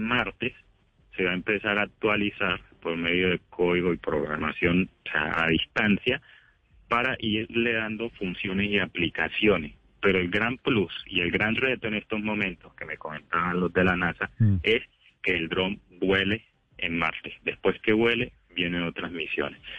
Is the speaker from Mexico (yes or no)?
no; Quibdó, Chocó, Colombia; soy de Quito o era del Chocó, soy negro